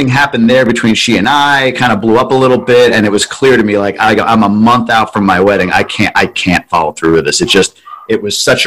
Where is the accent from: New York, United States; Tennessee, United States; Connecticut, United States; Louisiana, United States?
New York, United States; Long Island; now in Ann Arbor, United States; So I was born and raised on Long Island.